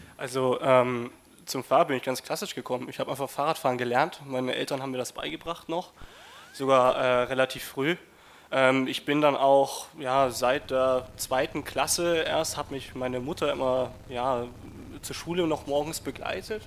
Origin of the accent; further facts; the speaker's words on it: Hof, Bavaria, Germany; Ich komme aus Hof. Hof liegt in Oberfranken, das ist reinstes Mittelgebirge. Wir haben einen Radverkehrsanteil von 0,8 Prozent